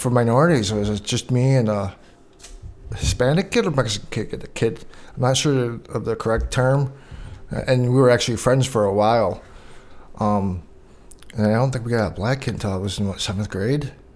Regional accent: Canada; growing up in Canada

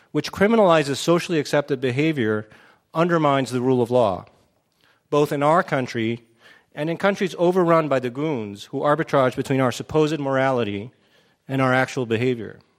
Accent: Chihuahua, Mexico; I grew up in Mexico in the 1970s in the northern state of Chihuahua, in the capital city, the same name. And back then, it was a pretty easygoing, mid sized city.

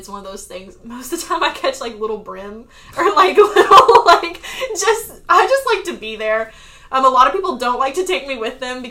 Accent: Arkansas, United States; moved away as an adult; also born or lived in Florida / South Carolina; now in Charleston, United States; I grew up in Arkansas

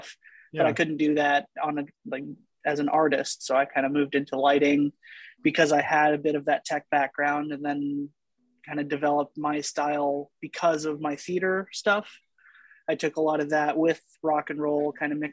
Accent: Canada; being Canadian, two, being a drummer from Canada

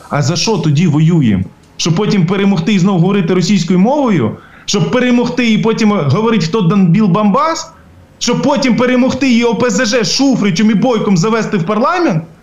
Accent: Ukraine; для нас, українців

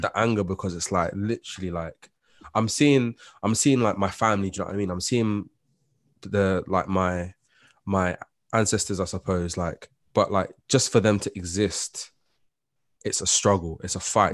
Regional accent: London, United Kingdom; as a black person that's born and raised and growing up in London with West Indian descent

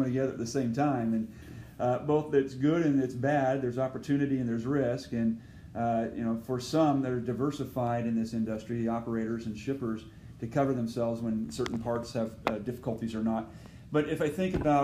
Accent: West Coast, United States; moved away; I hail from the West Coast.

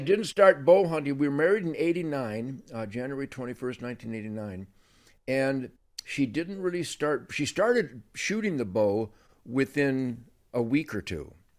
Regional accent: Detroit, Michigan, United States; I was born on the Rouge River Uh, in Detroit

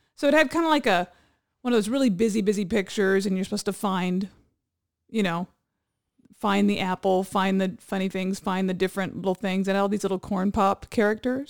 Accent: Hawaii, United States; now in California, United States; growing up in Hawaii, I had friends that had really thick pigeon accents.

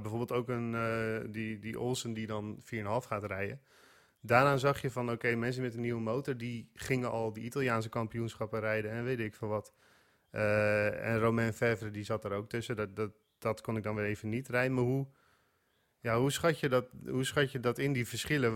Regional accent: Netherlands; als Nederlander

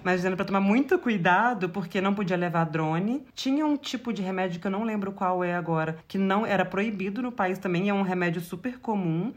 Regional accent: Brazil; eu sou do Brasil e eu sou de uma cultura diferente.

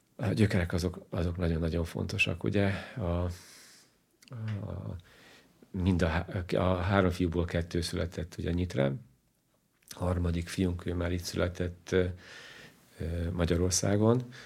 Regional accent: Kolárovo, Nitra Region, Slovakia; first language Hungarian; moved away as an adult; also born or lived in Bratislava; now in Hungary; én olyan környezetben nőttem föl, hogy a, a lakosság 90%-a volt magyar, 9%-a volt roma

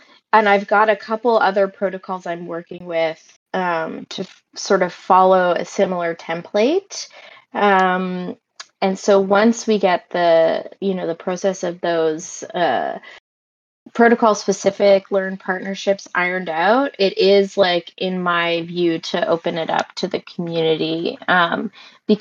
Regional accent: Canada; also born or lived in Montreal; I'm Canadian. I live in Montreal

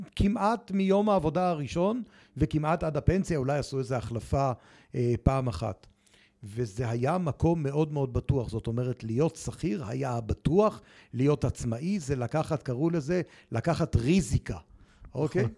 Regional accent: Jerusalem, Jerusalem District, Israel; כשהייתי בכיתה ח' והייתי במועצת התלמידים בירושלים

